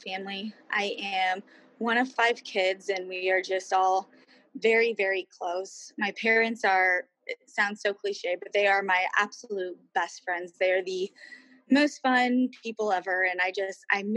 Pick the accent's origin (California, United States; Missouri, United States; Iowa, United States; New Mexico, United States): Iowa, United States; Griswold; also born or lived in Nashville; I was born and raised in Griswold